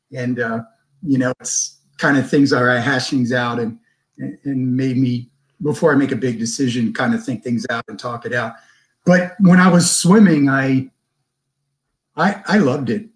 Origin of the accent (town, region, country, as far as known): Glen Burnie, Maryland, United States; born or raised there; moved away as an adult; also born or lived in Munich, Germany; now in San Diego, United States